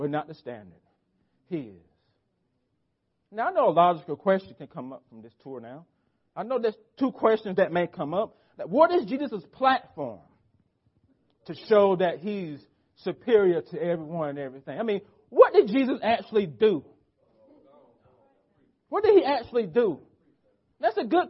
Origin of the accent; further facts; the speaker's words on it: United States; for us as American Christians